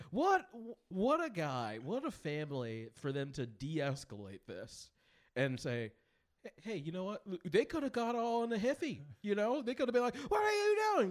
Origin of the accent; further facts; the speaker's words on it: Midwest, United States; I'm from the Midwest